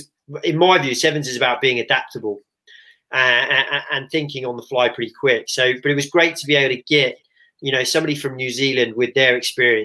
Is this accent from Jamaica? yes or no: no; England, United Kingdom; as an Englishman